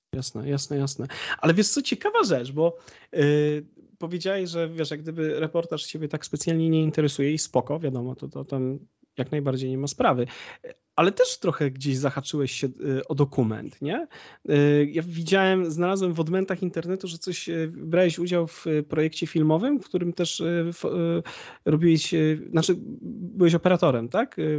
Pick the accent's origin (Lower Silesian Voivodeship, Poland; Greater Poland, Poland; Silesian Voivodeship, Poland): Greater Poland, Poland; Konin; moved away as an adult; now in Bydgoszcz, Poland; ja pochodzę z Konina, wiesz, y, a mieszkam póki co w Bydgoszczy